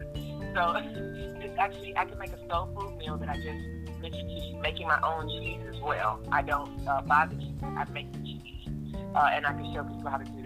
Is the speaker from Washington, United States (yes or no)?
no; Fort Lauderdale, Florida, United States; moved away; also born or lived in Atlanta area; I'm from Fort Lauderdale